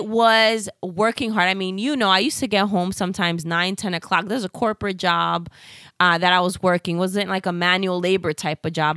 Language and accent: English; New York City, New York, United States; accent: Bronx; my Bronx accent